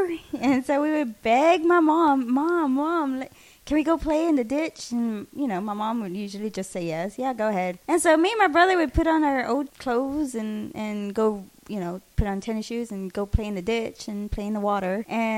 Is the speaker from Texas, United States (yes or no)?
yes; San Marcos, Texas, United States; growing up in San Marcos